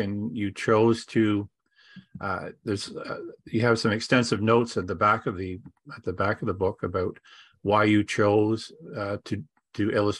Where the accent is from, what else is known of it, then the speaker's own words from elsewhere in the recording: Ontario, Canada; now in Miramichi, Canada; I'm an Ontarioarian too.